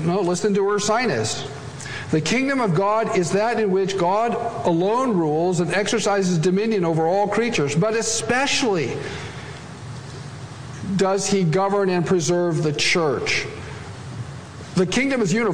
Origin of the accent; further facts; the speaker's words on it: Great Plains, United States; every Swedish pietist's home all across the plains where I'm from